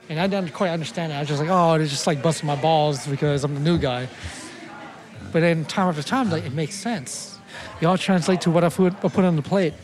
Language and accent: English; Oakland, California, United States; born or raised there